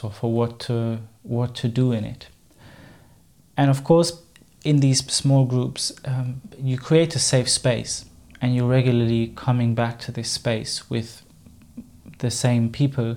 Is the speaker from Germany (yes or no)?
yes; Germany; first language German; English is a second language; moved away as an adult; I'm obviously not a native English speaker. German is my mother tongue.